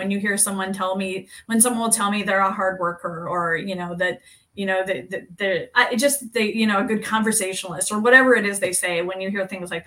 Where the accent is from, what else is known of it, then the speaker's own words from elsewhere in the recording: Kansas, United States; moved away as an adult; now in Minnesota, United States; I grew up in Kansas in a really small town, about 650 people.